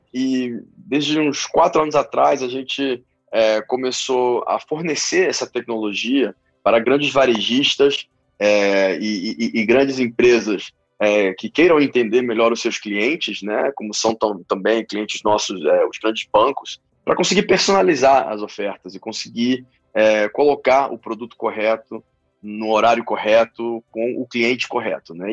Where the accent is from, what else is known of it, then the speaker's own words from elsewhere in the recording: Rio de Janeiro, Brazil; moved away; also born or lived in Peru; Eu sou peruano originalmente, eu acabei de me mudar de volta para o Brasil, eu cresci no Rio